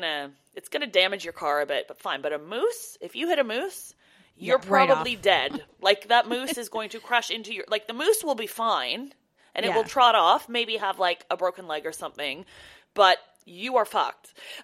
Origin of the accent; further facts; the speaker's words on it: Canada; like, you know, growing up in Canada, obviously we know how to drive in the snow.